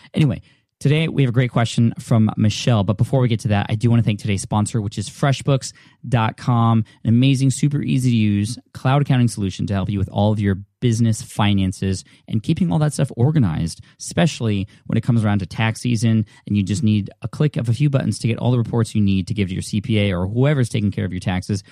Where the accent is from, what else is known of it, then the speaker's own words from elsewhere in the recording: California, United States; I'm from California